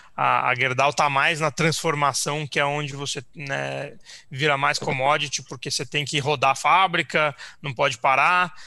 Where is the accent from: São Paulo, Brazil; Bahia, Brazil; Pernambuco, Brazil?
São Paulo, Brazil; a gente é de São Paulo, natural, enfim, é, crescemos e, e é, crescemos aqui, vivemos aqui a vida inteira